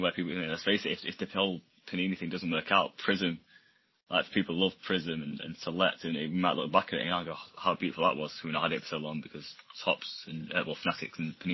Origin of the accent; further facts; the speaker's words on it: England, United Kingdom; I'm English